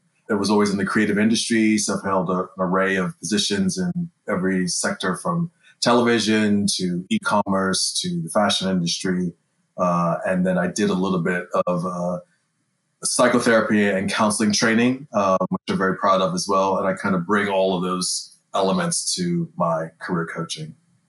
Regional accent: United Kingdom; also born or lived in United States; I'm one of the career coaches here at INSEAD in the CDC, the Career Development Center. I'm British and American. I've spent half my life in America, the other half of my life pretty much in Europe, mostly in Britain.

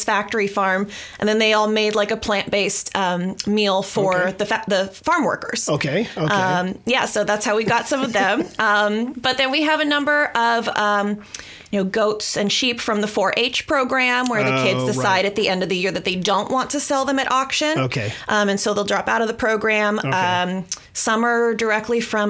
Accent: San Diego, California, United States; moved away as an adult; also born or lived in Berkeley / Borneo / Oregon; now in Sonoma, United States; I was born in San Diego

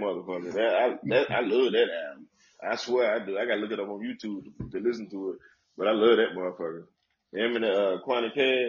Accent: Nashville, Tennessee, United States; also born or lived in Atlanta; I used to claim Atlanta. That was my second home, but hey, I'm from Nashville.

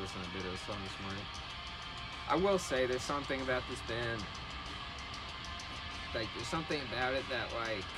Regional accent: Germany; We're both from Germany, so.

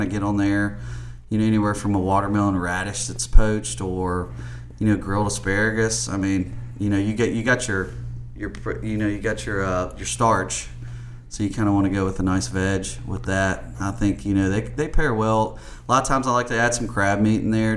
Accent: the South, United States; we're in the South, and I was born and raised here

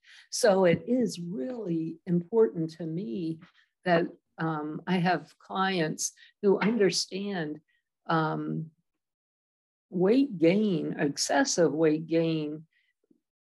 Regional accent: Maryland, United States; born or raised there; also born or lived in Washington, D.C.

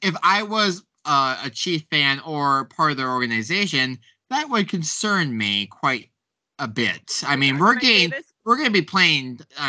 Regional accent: South Dakota, United States; I'm from South Dakota.

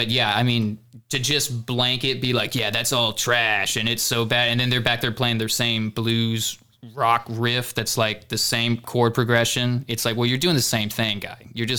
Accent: Houston, Texas, United States; we're from Houston.

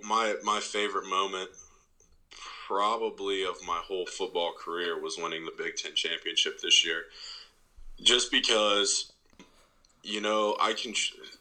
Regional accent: Ohio, United States; I'm from Ohio

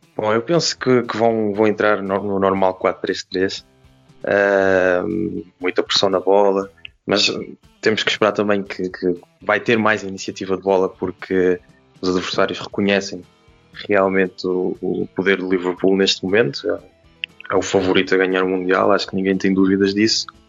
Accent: Portugal; enquanto português

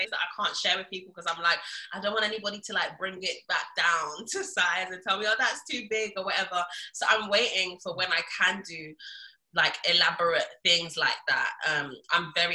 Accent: Lagos, Nigeria; I was born in Lagos.

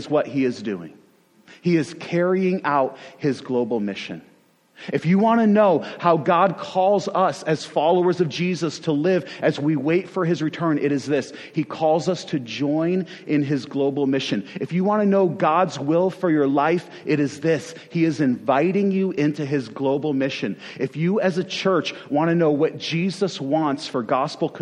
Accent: Western New York, United States; I am originally from Western New York

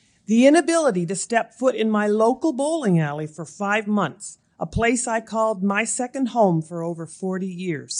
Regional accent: Amherst, Nova Scotia, Canada; also born or lived in Moncton, New Brunswick; I was born and raised in Amherst, Nova Scotia

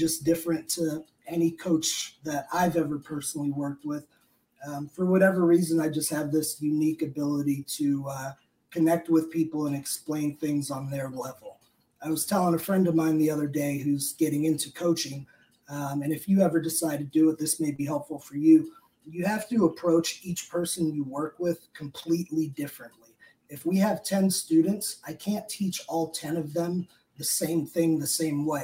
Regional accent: Richmond, Virginia, United States; moved away; I was down in my hometown of Richmond, Virginia.

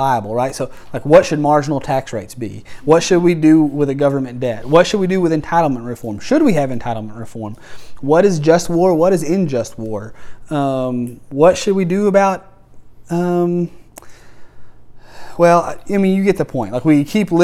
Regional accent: United States; I'm proud to be an American

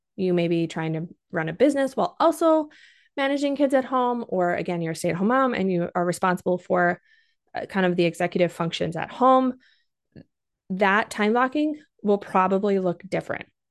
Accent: Minnesota, United States; I'm also from Minnesota, so every once in a while, if you hear that accent, you know where it's coming from.

